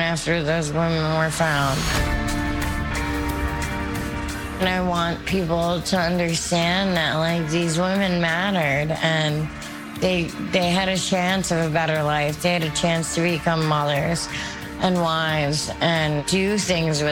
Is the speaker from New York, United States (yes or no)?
yes; Long Island, New York, United States; I'm from Long Island